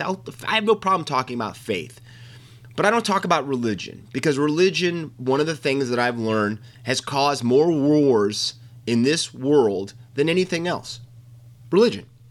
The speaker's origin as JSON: {"language": "English", "country": "United States", "said": "as an American, it struck me at my core"}